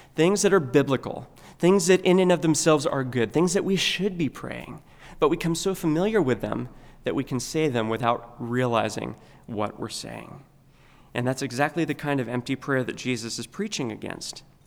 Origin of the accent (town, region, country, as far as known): United States